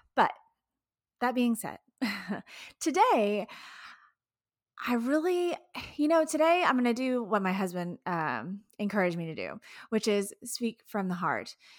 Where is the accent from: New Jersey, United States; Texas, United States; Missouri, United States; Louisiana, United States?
Texas, United States; Houston; I'm from Houston